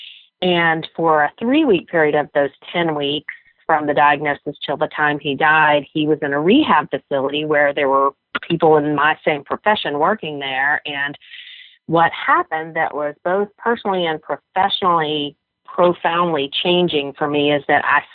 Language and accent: English; Memphis, Tennessee, United States; my hometown of Memphis